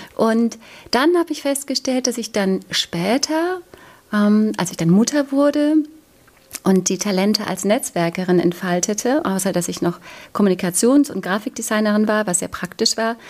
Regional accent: East Germany, Germany; Ich bin in der DDR aufgewachsen

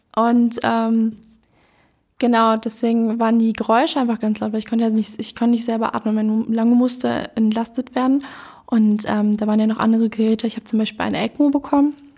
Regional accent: Berlin, Germany; also born or lived in Neu-Hohenschönhausen, Berlin; Ich ähm, wohne jetzt in Neuhundschönhausen, aber ich bin hier in Lichtenberg aufgewachsen

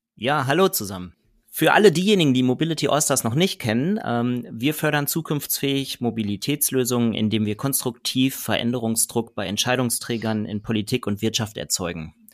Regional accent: Ostwestfalen-Lippe, North Rhine-Westphalia, Germany; now in Nordheide, Germany; Ich komme ja gebürtig aus Ostwestfalen-Lippe

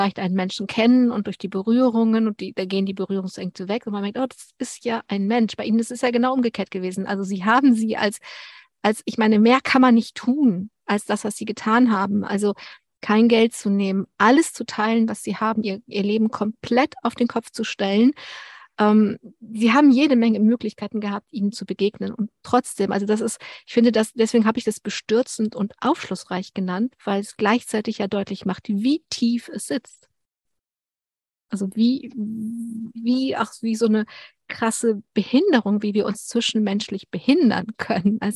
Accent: Berlin, Germany; ich bin in Berlin-Pankow groß

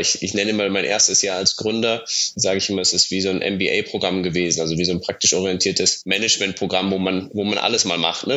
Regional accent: Munich, Bavaria, Germany; moved away as an adult; also born or lived in Bayreuth / Italy; Ich komme komm ursprünglich aus München

